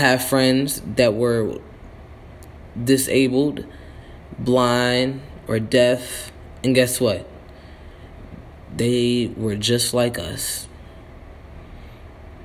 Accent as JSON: {"language": "English", "country": "United States", "tie": "born or raised there", "said": "on our birth certificate, it says we are from the United States of America."}